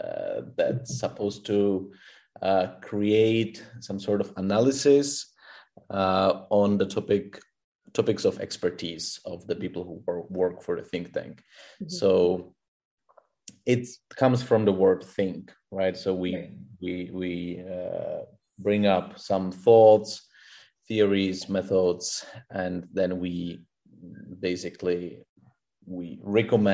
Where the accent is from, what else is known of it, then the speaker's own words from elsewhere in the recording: Czechia; also born or lived in Monterey, California, United States / Kenya; I come from the Czech Republic